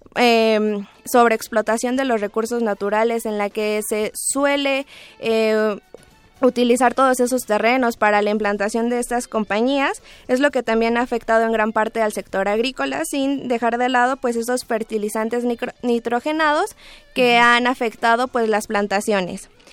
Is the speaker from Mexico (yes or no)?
yes; Mexico; nosotros como mexicanos